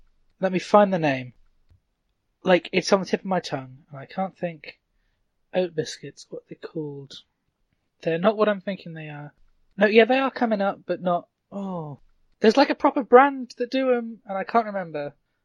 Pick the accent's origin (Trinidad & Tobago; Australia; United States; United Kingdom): United Kingdom; we're British